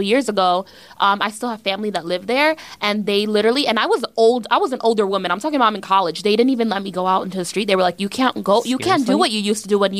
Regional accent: Yonkers, New York, United States; I grew up in Yonkers

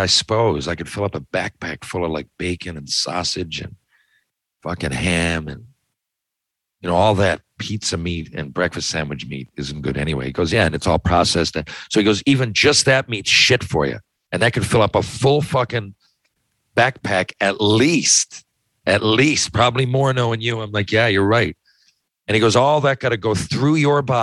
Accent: Newfoundland and Labrador, Canada; I'm from Newfoundland

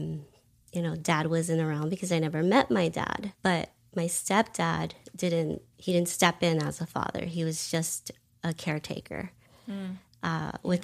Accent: California, United States; I grew up in California, primarily in Los Angeles County.

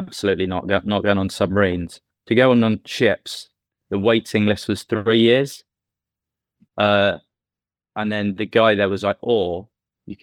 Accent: Lymington, South East England, United Kingdom; my dad came across when he met my mum, and they settled in Limington

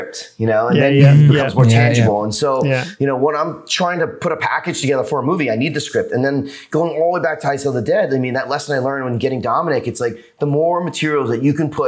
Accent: New York, United States; now in Los Angeles, United States; I'm from New York and now living

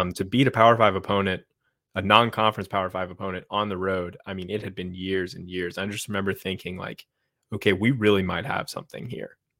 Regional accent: right outside of Blacksburg and Radford, Virginia, United States; I grew up right outside of Blacksburg and Radford

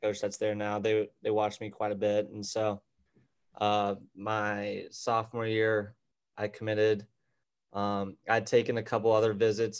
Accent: Tucson, Arizona, United States; moved away as an adult; now in Scottsdale, United States; originally I'm from Tucson, Arizona. Um, right now I'm living up in Scottsdale

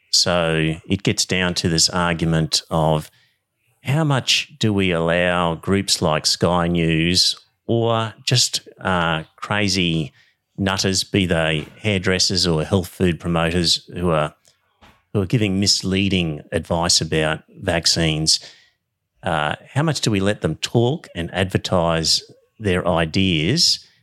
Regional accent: Queensland, Australia; Bunch of hicks up here

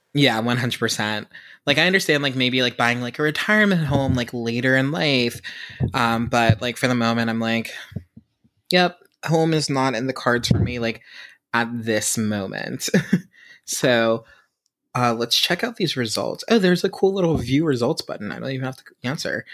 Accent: Pittsburgh, Pennsylvania, United States; I am from Pittsburgh

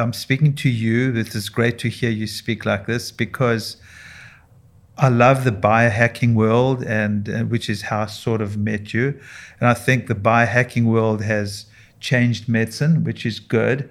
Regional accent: South Africa; moved away as an adult; now in United States; I, I grew up and trained in South Africa

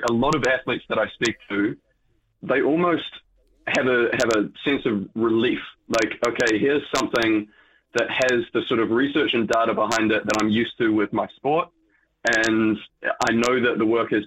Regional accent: New Zealand; Being a Kiwi, I am impacted by the tall poppy syndrome.

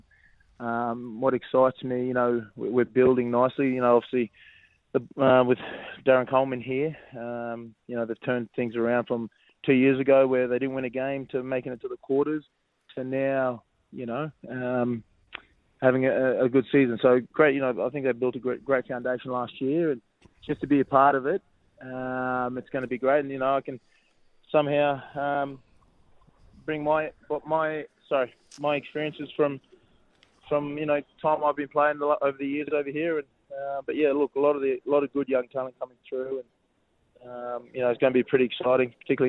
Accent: Brisbane, Queensland, Australia; moved away as an adult; now in Sydney, Australia; I came down to Sydney from Brisbane as a young 20-year-old trying to crack it

